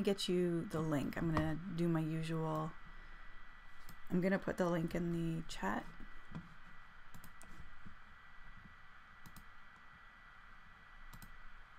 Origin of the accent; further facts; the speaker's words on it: Canada; as a Canadian citizen